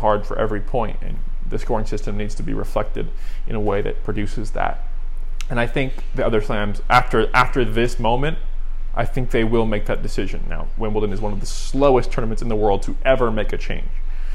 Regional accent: United States; as an American

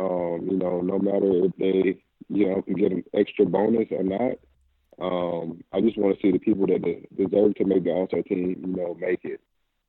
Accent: Charlotte, North Carolina, United States; Charlotte is my hometown

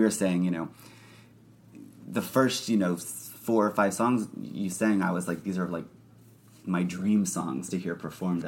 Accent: Oklahoma, United States; I'm from Oklahoma

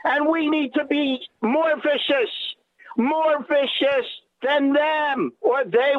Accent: New York City, New York, United States; I'm from Brooklyn, old school.

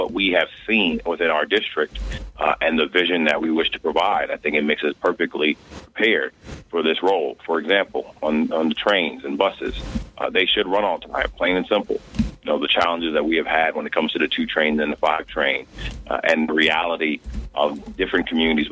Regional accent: New York City, New York, United States; I'm from the Bronx, New York, born and raised.

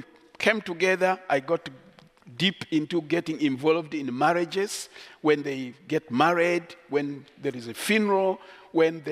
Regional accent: Uganda; I am so proud to be a Kuku by tribe. I grew up in Uganda

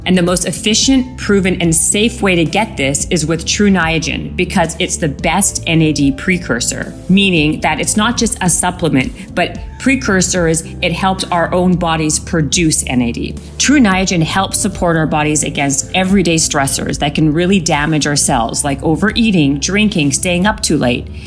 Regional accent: Canada; I'm from Canada.

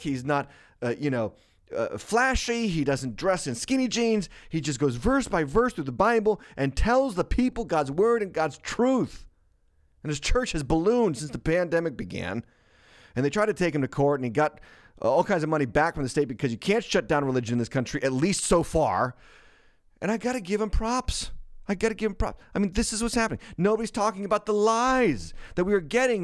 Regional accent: Massachusetts, United States; moved away as an adult; I was born and raised in Massachusetts

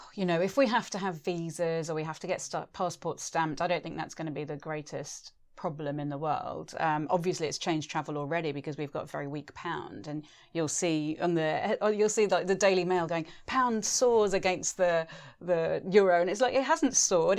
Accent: Spain; moved away; also born or lived in England; I'm a traveller, I'm mixed race, I'm a, a European, I grew up in Spain

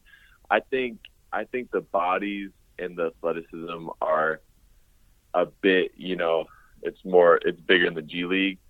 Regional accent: Oakville, Ontario, Canada; moved away; I was from Oakville

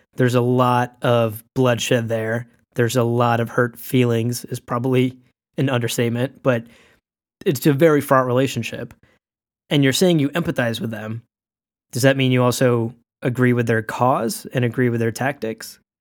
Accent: Pakistan; I was born in Pakistan

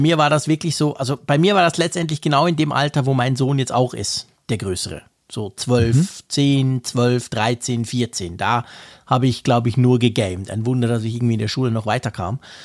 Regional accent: Switzerland; als Schweizer

